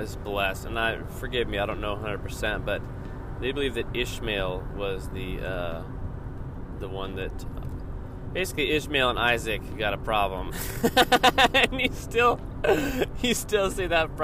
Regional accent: the South, United States; moved away; I'm not from the South anymore

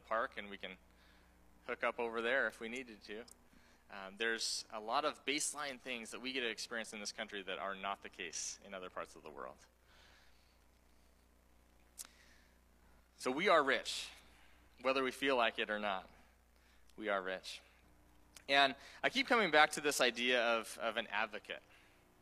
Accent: Oregon, United States; also born or lived in Taiwan; someone who grew up here in, you know, born and raised in Oregon

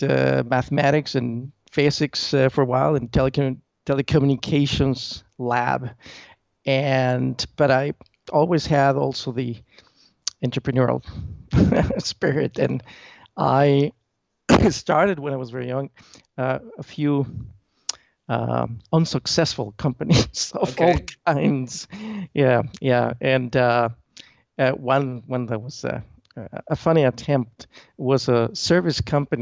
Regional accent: Mexico City, Mexico; I was born actually in Mexico City

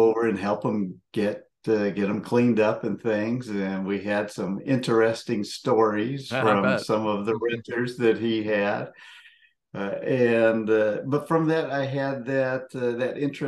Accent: Seattle, Washington, United States; moved away as an adult; also born or lived in Memphis / Kenya / Lubbock / Arkansas; I grew up in the Northwest in the Seattle area

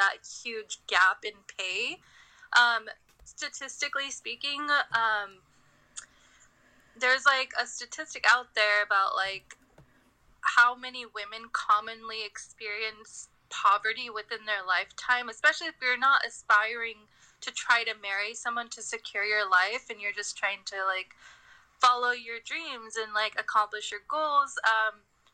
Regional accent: India; I'm Indian

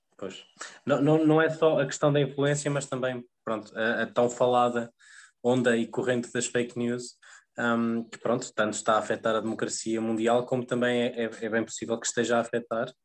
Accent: Viseu, Centro, Portugal; eu também sou do interior, sou, sou de Viseu

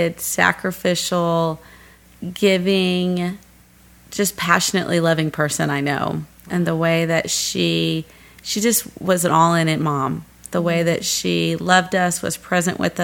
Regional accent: Gladstone, Missouri, United States; moved away; growing up, I was in a suburb, Gladstone

